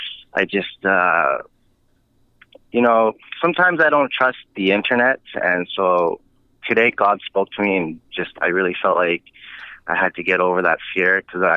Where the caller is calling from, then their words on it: Vancouver, British Columbia, Canada; I'm actually from, I'm in Vancouver, British Columbia, Canada right now.